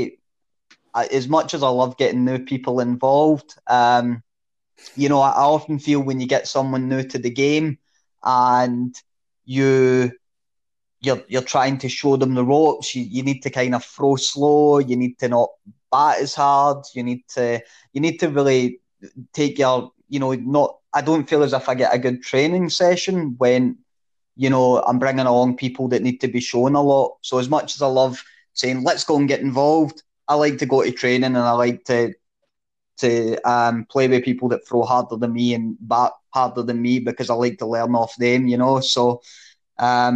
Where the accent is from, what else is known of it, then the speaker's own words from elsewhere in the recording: Coatbridge, Scotland, United Kingdom; I was from Coatbridge.